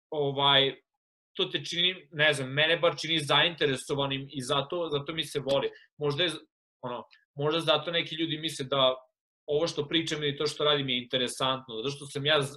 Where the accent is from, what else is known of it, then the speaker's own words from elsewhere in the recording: Serbia; moved away; sam odrastao u Srbiji u kojoj je sve takmičenje.